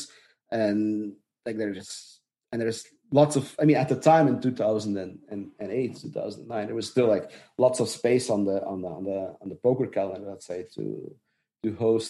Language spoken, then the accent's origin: English; Dutch-speaking part of Belgium, Flanders, Belgium; I'm from the Dutch speaking part.